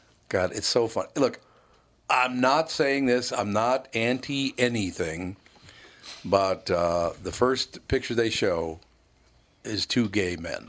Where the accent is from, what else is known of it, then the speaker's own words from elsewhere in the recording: Chicago, Illinois, United States; born there; Well, I was born in Chicago.